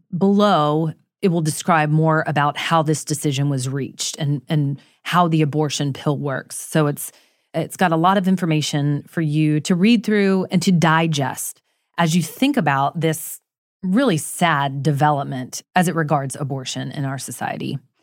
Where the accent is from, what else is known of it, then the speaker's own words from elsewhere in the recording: Florida, United States; I grew up in Florida.